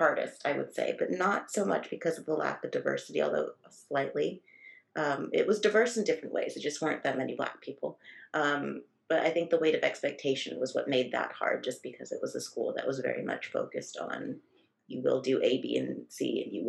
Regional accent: Los Angeles, California, United States; I was raised kind of in the suburbs of Los Angeles

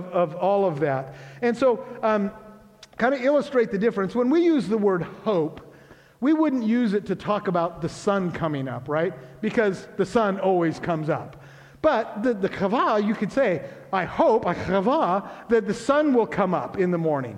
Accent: Grays Harbor, Washington, United States; I grew up in Grace Harbor

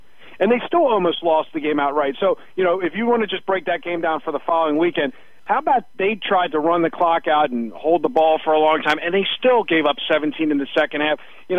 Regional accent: Baltimore, Maryland, United States; I'm from Baltimore.

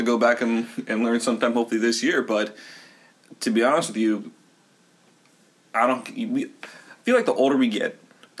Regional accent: Burlington, Ontario, Canada; I'm from west of Toronto. Not far, but west from Toronto. I live in the burbs. I'm from the burbs. I grew up in Burlington.

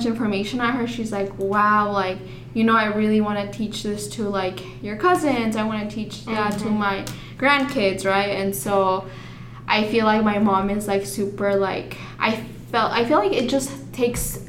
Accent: Arizona, United States; also born or lived in Deming, New Mexico / Chihuahua, Mexico; I was taken to Chihuahua, Mexico, and that's where I spent my first six years, and then I came here to the U.S., to Arizona, but then, so that's where I grew up.

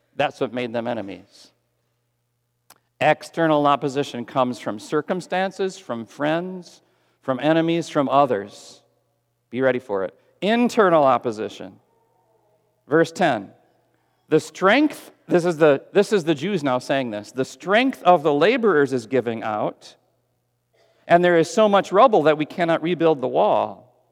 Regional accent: Texas, United States; I'm a Texan

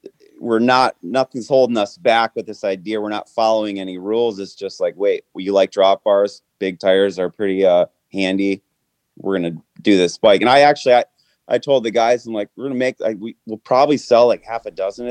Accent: Michigan, United States; also born or lived in California / Traverse City, Michigan; I'm originally from Michigan. I moved out west to California just out of high school, and then back to Michigan.

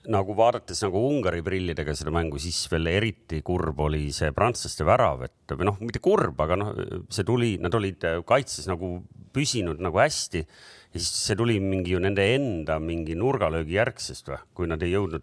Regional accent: Estonia; me oleme Eestist

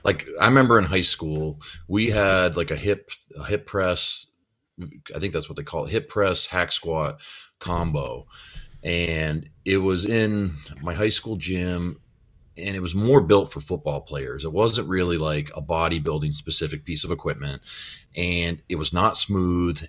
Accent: Midwest, United States; I'm from the Midwest too, so I can say pop. We, we, I grew up with pop

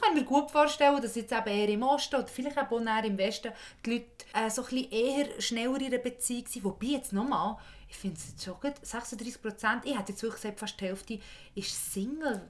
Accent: Bern, Switzerland; now in Zürich, Switzerland; ich bin aus Bern

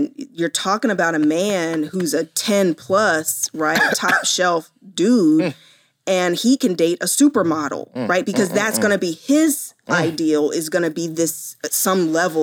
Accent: Columbus, Ohio, United States; Born in Columbus, Ohio.

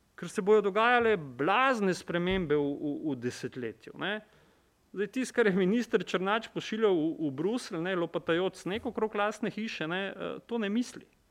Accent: Maribor, Slovenia; sem iz Maribora

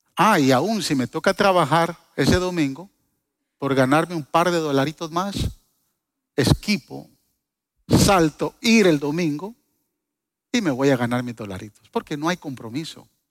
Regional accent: Guatemala; yo soy chapín

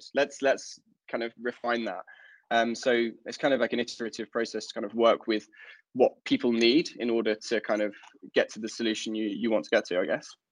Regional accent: London, United Kingdom; now in Stockholm, Sweden; I'm originally from London, uh, but I, I now live in Stockholm

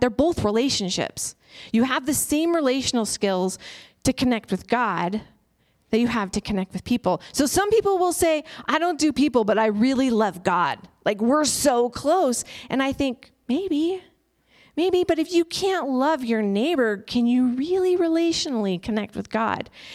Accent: United States; as an American and as an introvert

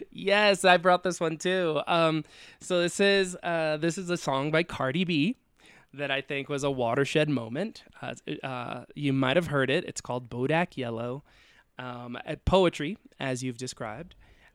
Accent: Dominican Republic; also born or lived in United States; I grew up a foreigner, you know, like even though I'm technically a US citizen, I grew up in the Dominican Republic and my family is not Dominican. So like I was already, you know, even though I was there since childhood

